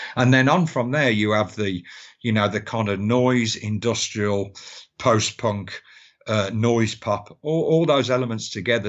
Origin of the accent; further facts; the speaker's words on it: Birmingham, West Midlands, United Kingdom; I was born in Great Bar and Aston